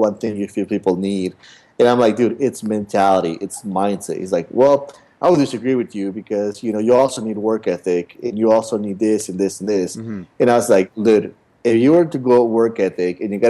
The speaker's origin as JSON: {"language": "English", "region": "Utah", "country": "United States", "tie": "born or raised there", "moved": "as an adult", "lives_now": "Los Angeles, United States", "said": "I grew up in Utah my whole life"}